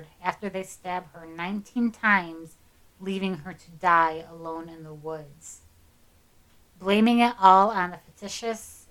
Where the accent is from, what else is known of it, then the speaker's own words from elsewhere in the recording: Waterford, Michigan, United States; my hometown, Waterford, Michigan